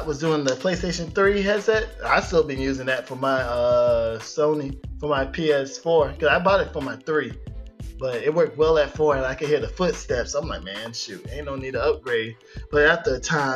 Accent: Florida, United States; also born or lived in Virgin Islands; I'm from the Virgin Islands, but I grew up in Florida

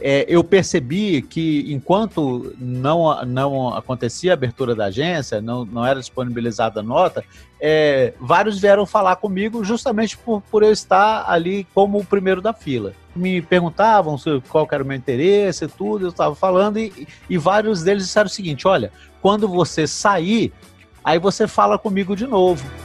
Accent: Brasília, Federal District, Brazil; eu, particularmente, que sou natural de Brasília

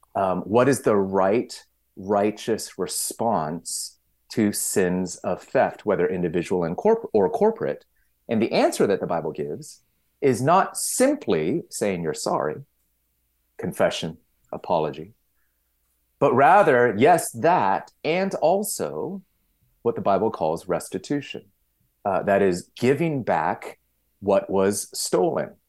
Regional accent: Victorville, California, United States; I grew up in SoCal, um, you know, out in the desert, uh, up in Victorville

